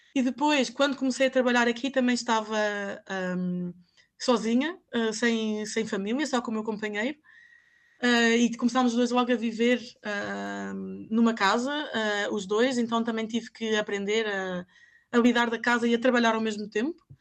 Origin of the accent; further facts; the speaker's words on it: Mafra, Lisbon, Portugal; moved away as an adult; now in Ghent, Belgium; de minha casa, em Mafra, a casa dos meus pais